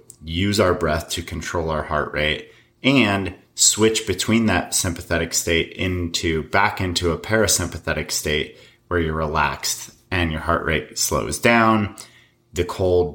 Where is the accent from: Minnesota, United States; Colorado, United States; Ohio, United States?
Colorado, United States; moved away; I grew up in Colorado, and I got out of there pretty much as quickly as I could